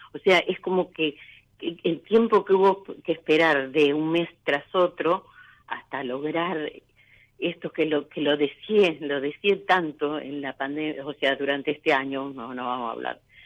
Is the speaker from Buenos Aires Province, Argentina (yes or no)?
yes; Lanús, Buenos Aires Province, Argentina; De Lanús, provincia de Buenos Aires.